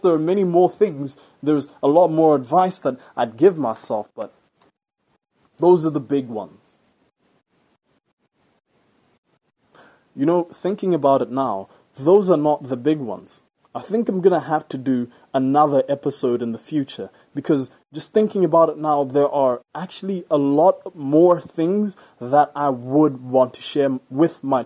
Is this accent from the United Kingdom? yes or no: no; Botswana; Where I live right now, my home country, Botswana